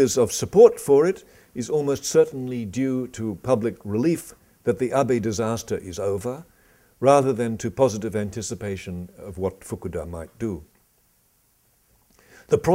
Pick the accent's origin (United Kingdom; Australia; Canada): Australia; I come from Australia